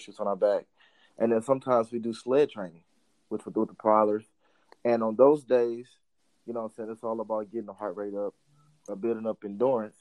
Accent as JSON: {"language": "English", "town": "East St. Louis", "region": "Illinois", "country": "United States", "also_born_or_lived": "Missouri", "moved": "yes", "said": "I'm originally from East St. Louis, Illinois."}